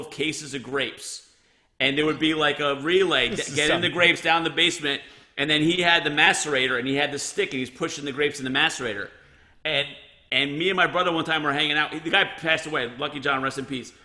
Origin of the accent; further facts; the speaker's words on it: Elizabeth, New Jersey, United States; My hometown. It's my hometown